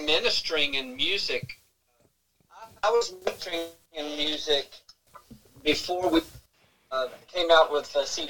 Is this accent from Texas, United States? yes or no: yes; Fort Worth, Texas, United States; also born or lived in Lillian, Texas / Mansfield, Texas / Arlington, Texas; I grew up there. I was born and raised in Fort Worth.